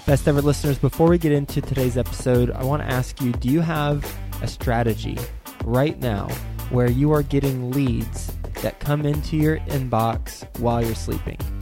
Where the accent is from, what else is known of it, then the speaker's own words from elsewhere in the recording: Dallas, Texas, United States; moved away as an adult; also born or lived in Lubbock, Texas / New York City; I'm from Dallas, Fort Worth. I know the area very, very well